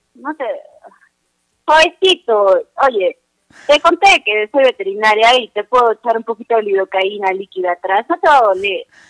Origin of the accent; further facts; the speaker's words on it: Arequipa, Peru; Yo soy de Arequipa